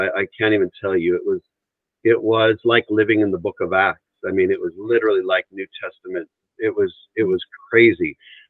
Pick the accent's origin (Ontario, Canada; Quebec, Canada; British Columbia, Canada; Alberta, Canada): Alberta, Canada; Three Hills; born there; I was born in Canada, up in a little town called Three Hills, Alberta, Canada.